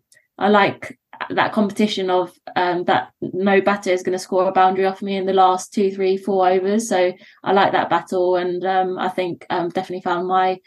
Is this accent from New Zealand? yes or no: no; London, United Kingdom; moved away as an adult